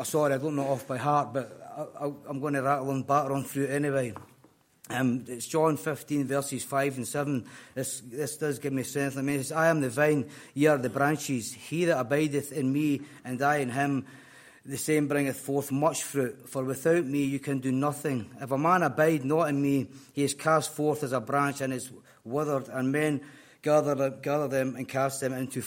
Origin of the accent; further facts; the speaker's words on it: Scotland, United Kingdom; moved away as an adult; You can probably tell by the accent, I'm no fae here, I'm from Scotland.